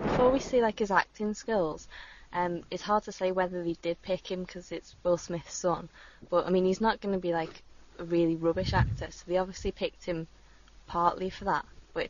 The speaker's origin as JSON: {"language": "English", "country": "United Kingdom", "said": "I'm also British"}